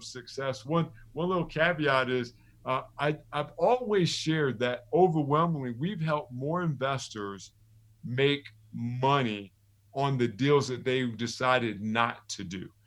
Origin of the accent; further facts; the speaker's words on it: Neptune, New Jersey, United States; I told her I was from Neptune